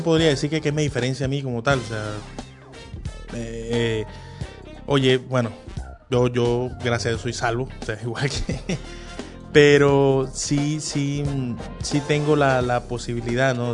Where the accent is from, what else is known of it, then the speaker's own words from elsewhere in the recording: Punto Fijo, Falcón, Venezuela; moved away as an adult; now in Caracas, Venezuela; no soy de aquí, soy de Punto Fijo, de, de, de Falcón.